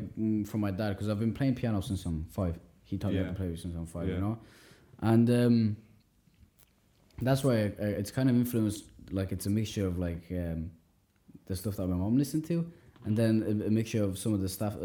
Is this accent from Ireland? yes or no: yes; Ireland; Growing up in Ireland, you know, born and raised in Ireland, and I'm like, the culture here is all based around all this other stuff.